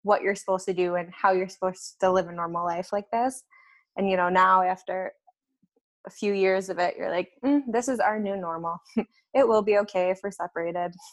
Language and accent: English; Minnesota, United States; moved away as an adult; now in Finland; I'm from Minnesota